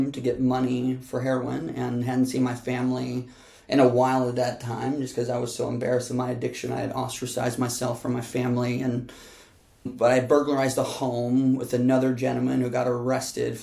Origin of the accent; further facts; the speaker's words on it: Chicago, Illinois, United States; I grew up in Chicago with my mom, dad, and my twin sisters until I was 11